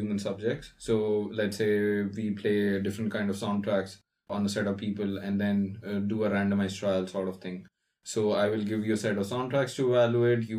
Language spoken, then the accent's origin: English; India; So I'm from India. So I went to a college in India called BITS Pilani.